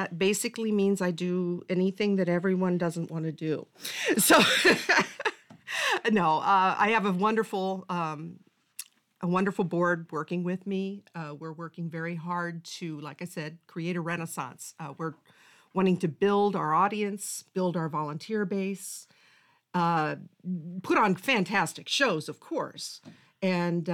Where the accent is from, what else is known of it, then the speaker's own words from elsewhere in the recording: Moline, Illinois, United States; I am from Moline.